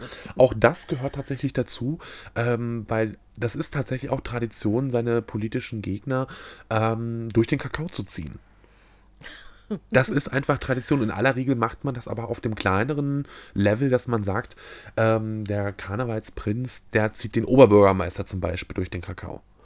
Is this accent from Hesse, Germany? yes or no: no; Mecklenburg-Vorpommern, Germany; als Mecklenburger